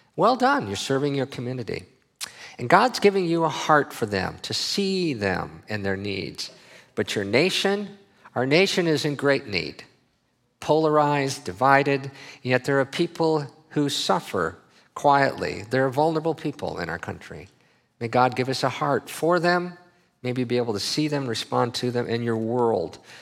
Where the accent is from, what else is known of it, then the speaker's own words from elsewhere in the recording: Minnesota, United States; I grew up in Minnesota